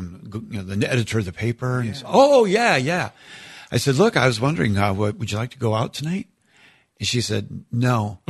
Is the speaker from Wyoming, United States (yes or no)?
no; Minnesota, United States; moved away; also born or lived in Iowa / Steubenville, Ohio; I was born in Iowa, raised in Minnesota.